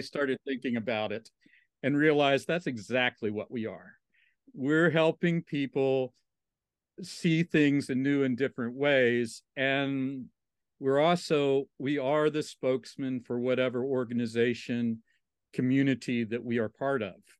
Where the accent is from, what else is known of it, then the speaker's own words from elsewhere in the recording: Southwest Virginia, United States; moved away as an adult; also born or lived in Texas; now in Austin, United States; I grew up in Southwest Virginia. in the, uh, on the Virginia Highlands area